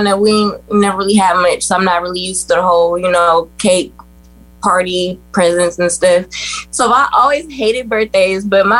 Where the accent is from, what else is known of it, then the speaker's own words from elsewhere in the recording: Youngstown, Ohio, United States; also born or lived in Columbus, Ohio; I was born and raised in Youngstown, Ohio